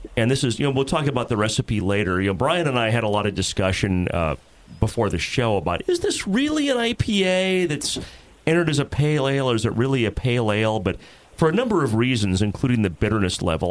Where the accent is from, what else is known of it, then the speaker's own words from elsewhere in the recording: Jackson, Tennessee, United States; moved away; I spent like almost ten years near Jackson when I was a kid growing up, so not too far from Nashville